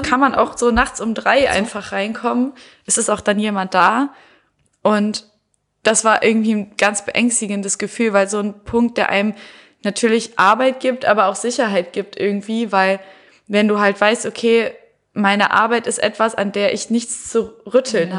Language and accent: German; Heinsberg, North Rhine-Westphalia, Germany; ich komme sogar noch aus Heinsberg